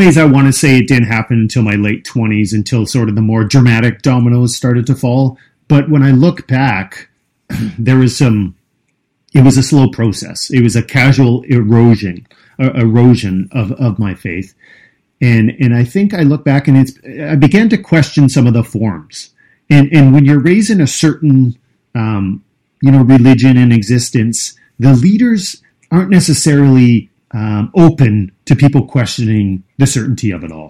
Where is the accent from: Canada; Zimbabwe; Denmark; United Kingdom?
Canada; the prairies of Canada; I was born in the prairies of Canada, and both my parents were really involved with a Christian school.